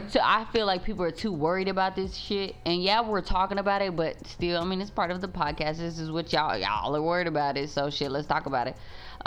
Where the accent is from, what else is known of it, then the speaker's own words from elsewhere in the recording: Texas, United States; But we're from Texas, so.